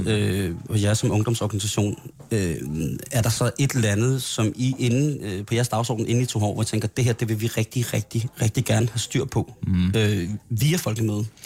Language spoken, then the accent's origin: Danish; Randers, Central Denmark Region, Denmark; Jeg er fra Randers.